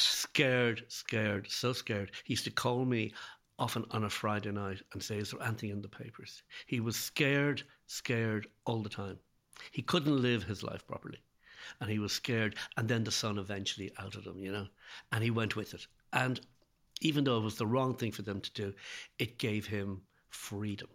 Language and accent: English; Ireland; now in Dublin, Ireland; being Irish and living, and living in Dublin